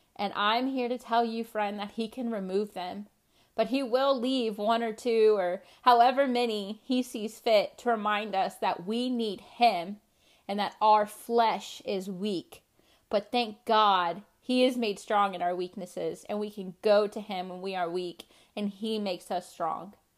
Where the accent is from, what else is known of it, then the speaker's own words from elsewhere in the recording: Charlotte, North Carolina, United States; I was born in Charlotte, North Carolina